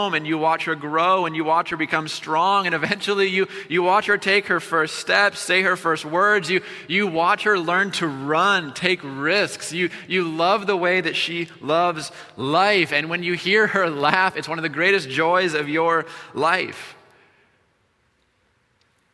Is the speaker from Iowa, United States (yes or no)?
yes; Iowa, United States; moved away; We're from Iowa